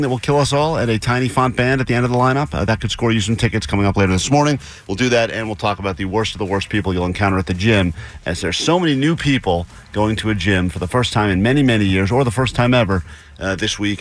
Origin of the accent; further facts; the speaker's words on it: East Coast, United States; moved away as an adult; also born or lived in Los Angeles area; now in Los Angeles, United States; I'm from the East Coast